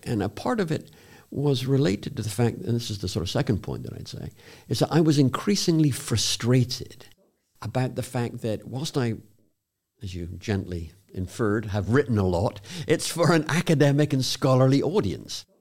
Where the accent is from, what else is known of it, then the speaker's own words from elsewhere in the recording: South West England, United Kingdom; moved away; I was born in a very small village in the southwest of England